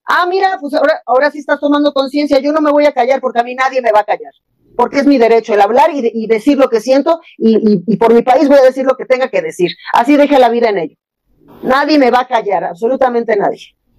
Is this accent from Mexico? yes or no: yes; Mexico; a mis mexicanos adorados, a mis compatriotas